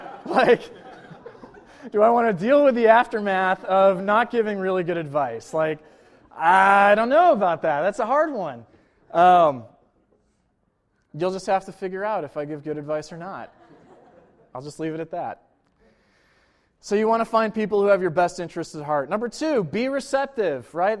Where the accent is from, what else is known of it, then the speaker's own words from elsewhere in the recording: Buffalo, New York, United States; I'm from Buffalo, New York